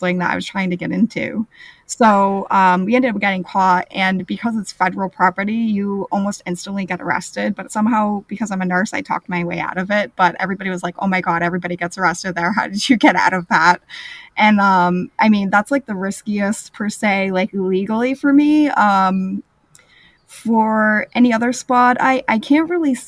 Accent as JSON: {"language": "English", "country": "United States", "said": "I'm from the United States."}